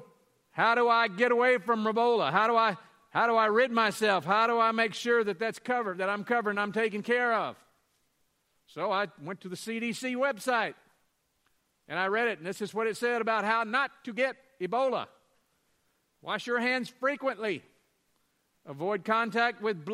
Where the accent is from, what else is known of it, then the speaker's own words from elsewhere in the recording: Louisiana, United States; I'm from Louisiana